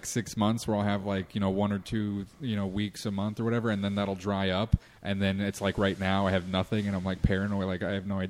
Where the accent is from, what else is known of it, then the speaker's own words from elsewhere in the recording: Colorado Springs, Colorado, United States; moved away as an adult; also born or lived in San Antonio, Texas / Denver; I grew up in Colorado Springs.